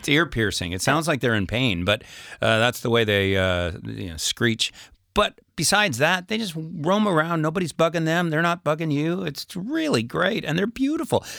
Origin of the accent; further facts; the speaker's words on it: northern Saskatchewan, Canada; moved away as an adult; now in France; we used to have a place in northern Saskatchewan